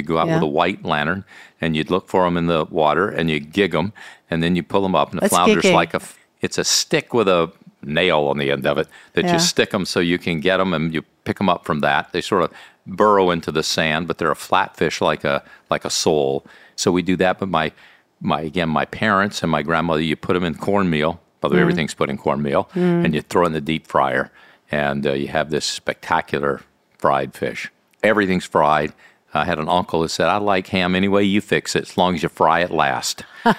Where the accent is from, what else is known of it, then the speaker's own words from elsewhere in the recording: Mississippi, United States; By the way, as a kid, growing up in Mississippi, my grandmother had a churn and would make ice cream.